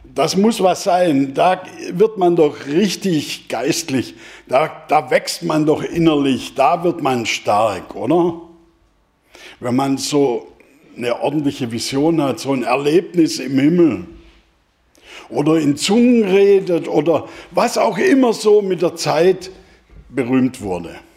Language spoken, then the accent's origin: German; Germany; als Deutsche